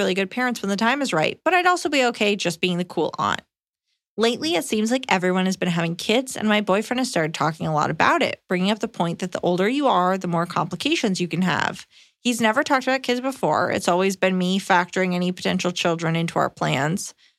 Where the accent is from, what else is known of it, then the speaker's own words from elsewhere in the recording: Canada; Hi, Iliza and Emily. Longtime fan here. I'm a Canadian woman, 26, and discovered Iliza watching an episode of Just for Laughs over a decade ago.